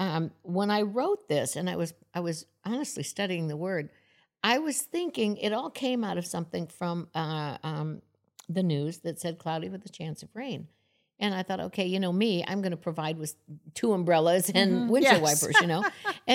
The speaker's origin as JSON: {"language": "English", "region": "Florida", "country": "United States", "said": "And I came from Florida, and in the South, you say y'all all the time."}